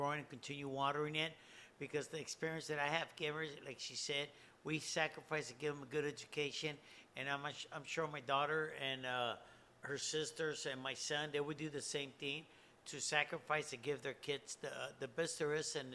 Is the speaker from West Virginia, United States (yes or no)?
no; Los Angeles, California, United States; also born or lived in Sacramento, California; being brought up in an environment that I was brought up in, La Colonia Watts